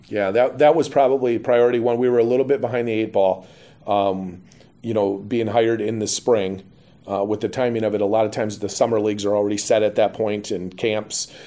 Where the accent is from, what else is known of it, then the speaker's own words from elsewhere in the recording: Pittsville, Wisconsin, United States; moved away as an adult; my hometown